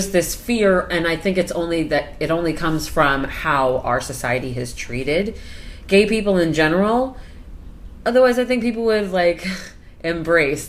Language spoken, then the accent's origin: English; Indiana, United States; I'm from Indiana